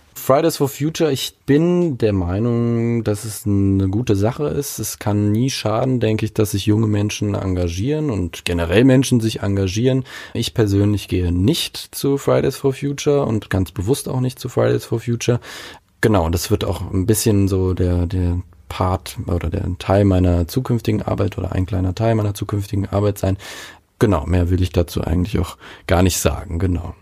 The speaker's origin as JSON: {"language": "German", "town": "Mainz", "region": "Rhineland-Palatinate", "country": "Germany", "tie": "born or raised there", "said": "ich komme aus Mainz, genauer gesagt aus Laubenheim"}